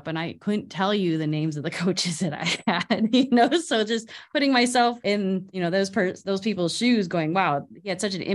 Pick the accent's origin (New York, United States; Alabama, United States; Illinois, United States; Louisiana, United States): Illinois, United States; Chicago; we grew up in Chicago area